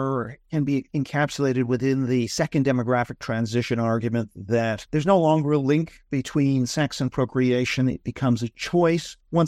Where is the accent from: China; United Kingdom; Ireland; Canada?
Canada; You know, I'm from Canada.